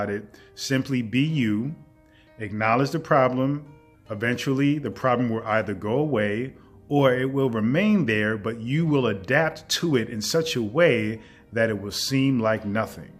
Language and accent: English; New York City, New York, United States; growing up in the Bronx